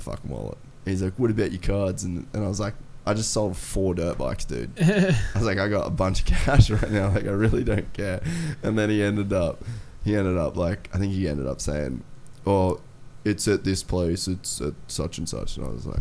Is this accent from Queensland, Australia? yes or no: yes; Cairns, Queensland, Australia; moved away; it was in my hometown, like where we did that first dream ride in Cairns. That was like 10 minutes from where I lived my entire life